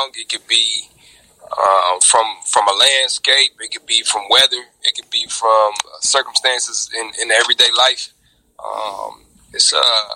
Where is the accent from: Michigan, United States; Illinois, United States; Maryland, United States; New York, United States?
Michigan, United States; Inkster; also born or lived in Detroit, Michigan; I am born in the city of Detroit, raised in the city of Inkster, Michigan.